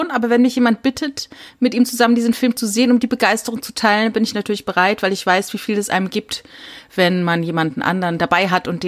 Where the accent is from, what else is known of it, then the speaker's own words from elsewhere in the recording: Saarland, Germany; Ja, oder ich Is, zum Beispiel Es, weil ich komme aus dem Saarland